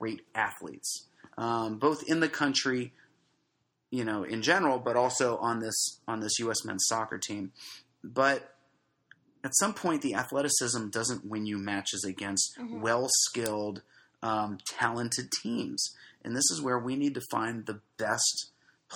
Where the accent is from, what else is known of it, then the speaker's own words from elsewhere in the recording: United States; I'm an American